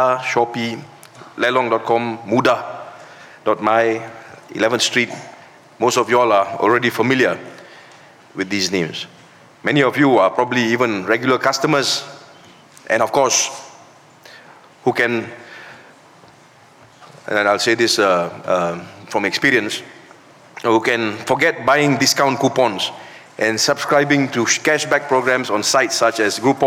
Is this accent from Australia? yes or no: no; Malaysia